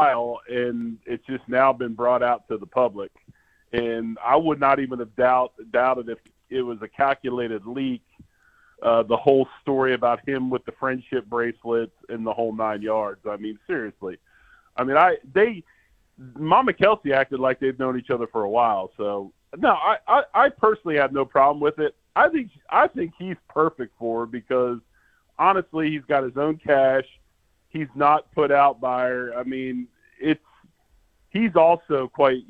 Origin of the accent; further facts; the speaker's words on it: Northtown, Pennsylvania, United States; I was born in Northtown.